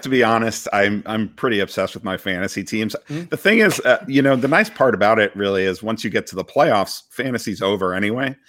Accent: Boston, Massachusetts, United States; now in Washington, DC, United States; growing up in Boston

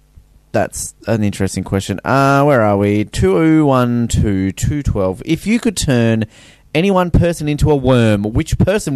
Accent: Australia; I'm Australian, so

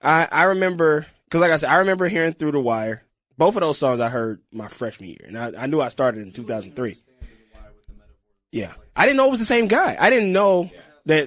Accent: Mississippi, United States; I'm from Mississippi.

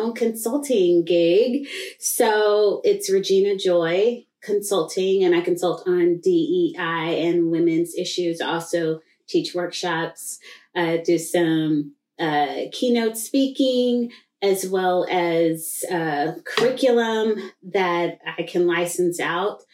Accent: Tulsa, Oklahoma, United States; I grew up in Greenwood, which is just in the shadow of downtown Tulsa

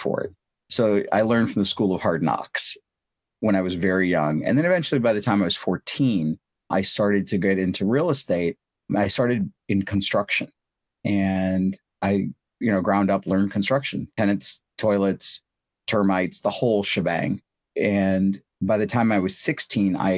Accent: St. Louis, Missouri, United States; born or raised there; also born or lived in India

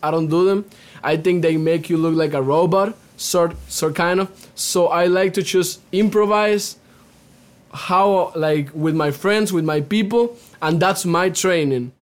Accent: Cuba; now in United States; I'm native from Cuba

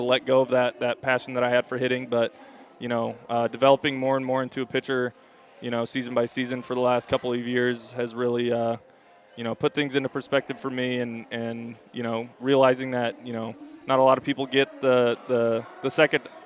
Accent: Campbell, California, United States; Growing up in the Bay Area

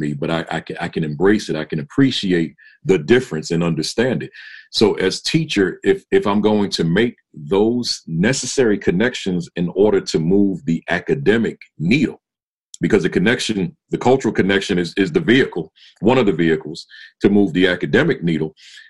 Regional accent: New Jersey, United States; So I went on and taught in New York, then went to Jersey, back with, which is my home state, and got certified there and taught there

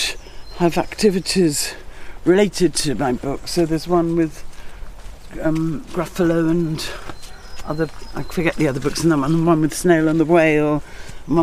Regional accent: London, United Kingdom; moved away; also born or lived in Scotland; I grew up in London

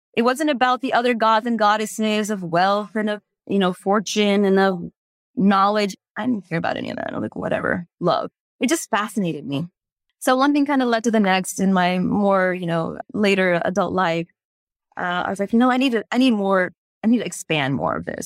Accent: Houston, Texas, United States; also born or lived in India; growing up in the United States, in Houston, Texas

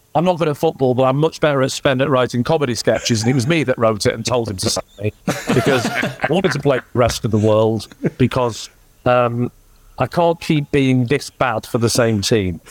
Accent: Southport, North West England, United Kingdom; also born or lived in Blackburn; I grew up in Southport

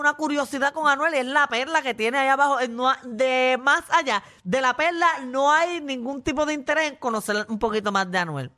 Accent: Puerto Rico; somos los boricuas

